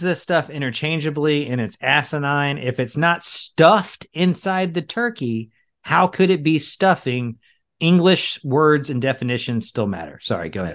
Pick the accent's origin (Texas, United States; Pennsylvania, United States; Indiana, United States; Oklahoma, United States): Texas, United States; We're from Texas